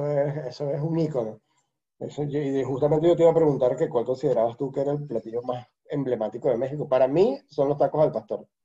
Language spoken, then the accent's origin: Spanish; Venezuela; En Venezuela, le, decimos onoto